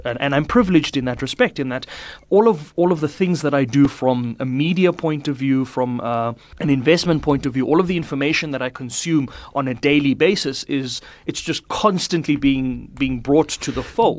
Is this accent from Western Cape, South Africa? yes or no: no; Pretoria, Gauteng, South Africa; also born or lived in Polokwane, Limpopo; now in Johannesburg, South Africa; I spent most of my, uh, schooling and my younger life in Pretoria.